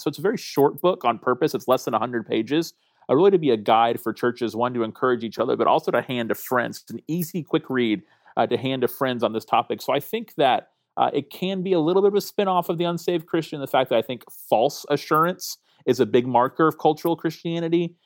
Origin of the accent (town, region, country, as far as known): Tallahassee, Florida, United States; born or raised there